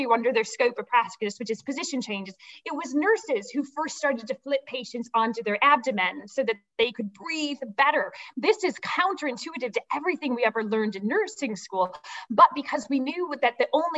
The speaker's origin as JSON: {"language": "English", "region": "Midwest", "country": "United States", "also_born_or_lived": "United Kingdom", "moved": "yes", "said": "I'm originally from the Midwest"}